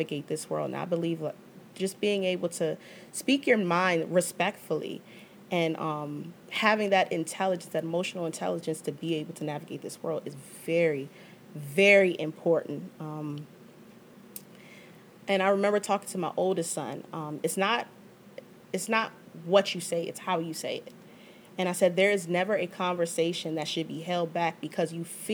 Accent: Prince George's County, Maryland, United States; my experience as a black woman growing up in Prince George's County

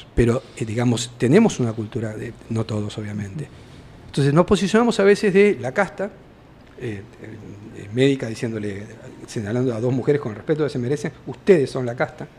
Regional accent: Argentina; como argentino

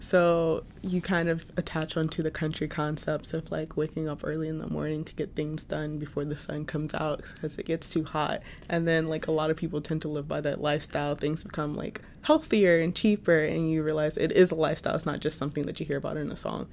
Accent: Lafayette, Louisiana, United States; moved away as an adult; now in New York, United States; I am a junior from Lafayette, Louisiana

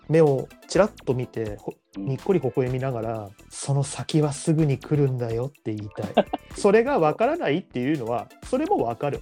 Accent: Kanagawa, Japan; 俺は神奈川県民なんだけど

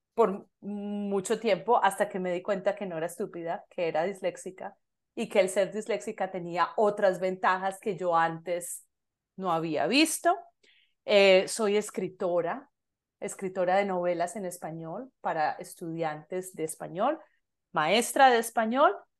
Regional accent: Medellín, Antioquia, Colombia; moved away as an adult; now in Canada; soy de Medellín, Colombia

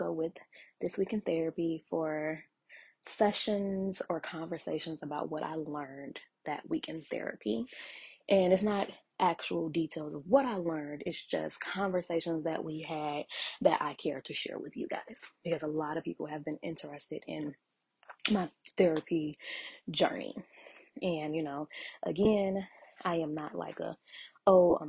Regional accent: Chicago, Illinois, United States; my hometown. So, you know, like, love Chicago to death

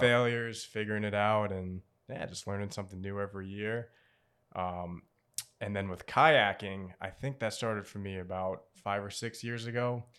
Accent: Portsmouth, Rhode Island, United States; Native Rhode Islander, born and raised, um, I grew up in Portsmouth, Rhode Island

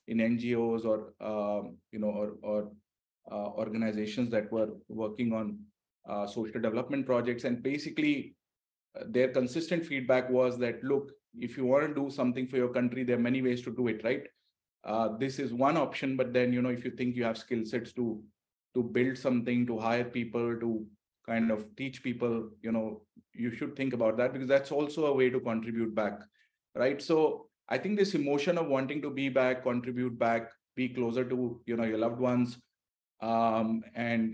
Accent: India; moved away as an adult; I'm an Indian

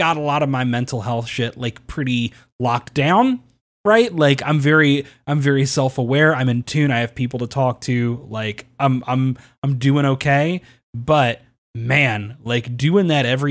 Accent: Kentucky, United States; I'm from Kentucky.

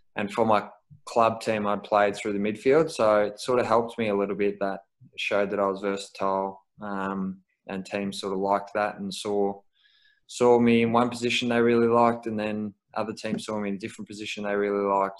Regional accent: Melbourne, Victoria, Australia; moved away as an adult; now in Brisbane, Australia; I'm from Melbourne originally

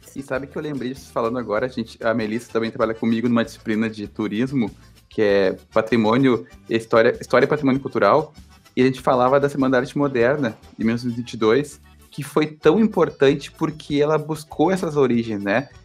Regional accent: Brazil

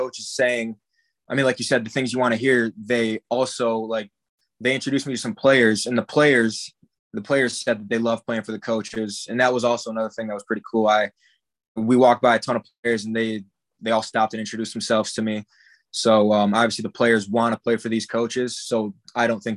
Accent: Michigan, United States; growing up in Michigan, Big Ten football is like huge here.

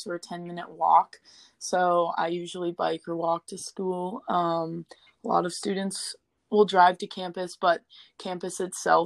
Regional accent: Missoula, Montana, United States; I'm from Missoula, and so I grew up right off of campus

